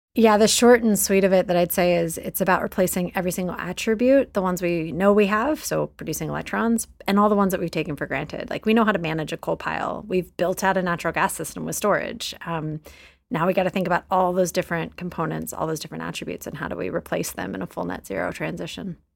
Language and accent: English; Texas, United States; in my home state of Texas